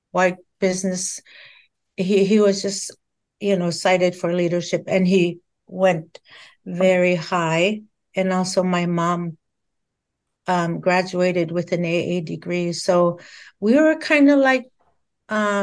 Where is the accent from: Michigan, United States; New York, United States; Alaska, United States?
Alaska, United States; Yukon-Kuskokwim Delta; also born or lived in Fairbanks, Alaska; I am Yupik, Central Yupik. I come from the YK Delta region, where most of our land is wetlands